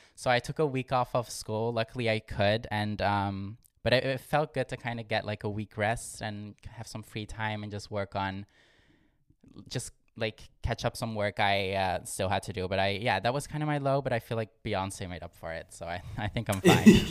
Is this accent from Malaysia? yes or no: no; Limburg, Netherlands; born or raised there; moved away as an adult; now in Amsterdam, Netherlands